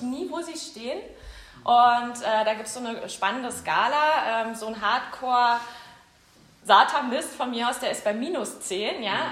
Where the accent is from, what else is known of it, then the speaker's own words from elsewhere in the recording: Berlin, Germany; ich komme ja aus Weißensee, ich bin auch Urberlinerin